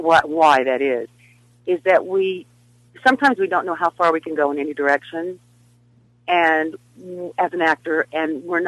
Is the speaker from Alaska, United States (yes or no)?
no; Nebraska, United States; moved away; I'm from Nebraska.